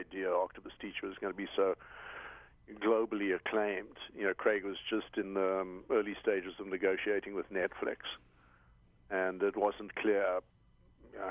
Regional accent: South Africa; now in Hawaii, United States; I'm originally South African

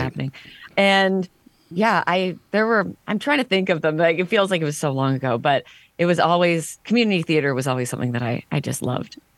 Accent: Stouffville, Ontario, Canada; also born or lived in Toronto; I was born in Toronto, then grew up in a suburb of Toronto called Stouffville

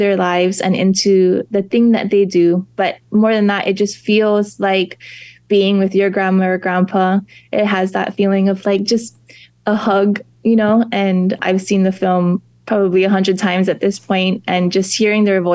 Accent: Kau, Hawaii Island, United States; also born or lived in Waimea, Hawaii; I grew up in Kau

